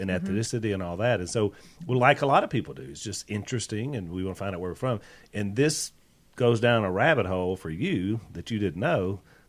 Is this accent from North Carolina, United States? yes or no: no; Wisconsin, United States; I'm from Wisconsin.